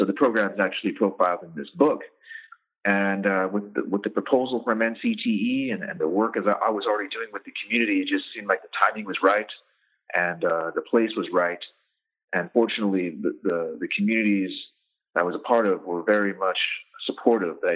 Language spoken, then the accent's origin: English; Safford, Arizona, United States; moved away as an adult; also born or lived in New York City; I'm from Safford, Arizona. It's a small town, a rural town in southeast Arizona, population around 10,000 folks. So I'm born and raised in Safford